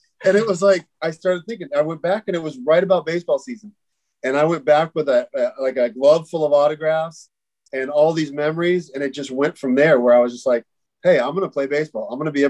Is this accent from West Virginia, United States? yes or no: no; Vista, California, United States; also born or lived in Oceanside, California; So I grew up in Vista, born and raised basically in Oceanside Vista area.